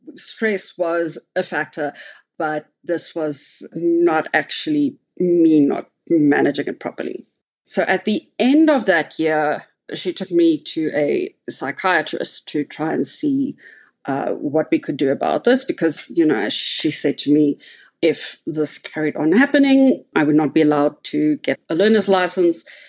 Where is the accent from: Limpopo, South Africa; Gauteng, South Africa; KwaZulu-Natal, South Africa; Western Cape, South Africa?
Western Cape, South Africa; Cape Town; now in Johannesburg, South Africa; I live in Johannesburg, South Africa. So I'm originally from Cape Town.